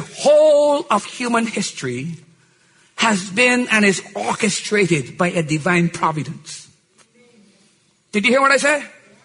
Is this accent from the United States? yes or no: no; Barbados; I was born in Barbados